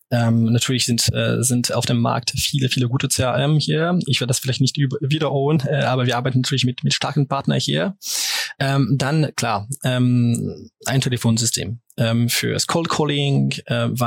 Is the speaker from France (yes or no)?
yes; France; German is a second language; Auf Deutsch ein bisschen äh, zusammen, wie du es erwähnt hast, bin ich Franzose.